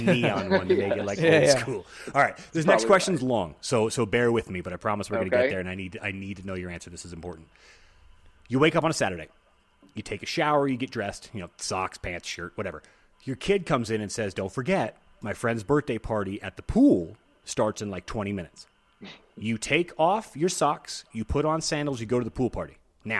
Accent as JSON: {"language": "English", "region": "Texas", "country": "United States", "tie": "born or raised there", "also_born_or_lived": "South Dakota", "moved": "as an adult", "said": "Growing up in the South, growing up in Texas, I'm just used to 100 degree summers"}